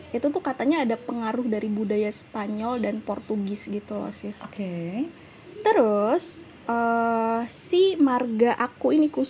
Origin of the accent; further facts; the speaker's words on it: Jakarta, Indonesia; karena selama ini aku pribadi besar di Pulau Jawa lahir di Jakarta